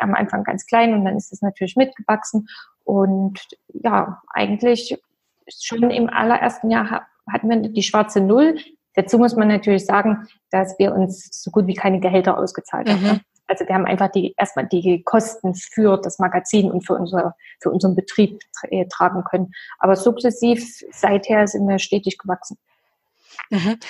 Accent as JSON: {"language": "German", "region": "East Germany", "country": "Germany", "said": "ich komme ja aus dem Osten"}